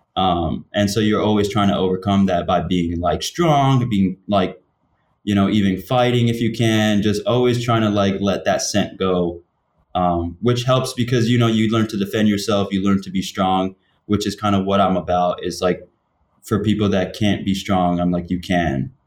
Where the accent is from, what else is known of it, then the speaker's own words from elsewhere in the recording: New York, United States; I'm from New York